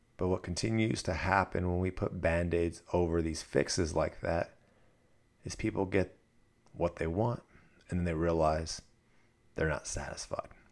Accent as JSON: {"language": "English", "region": "Southern California", "country": "United States", "tie": "born or raised there", "moved": "yes", "lives_now": "Dallas, United States", "said": "I grew up in Southern California"}